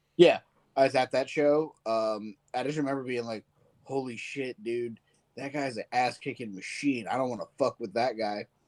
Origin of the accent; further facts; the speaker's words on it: Virginia, United States; I grew up in Virginia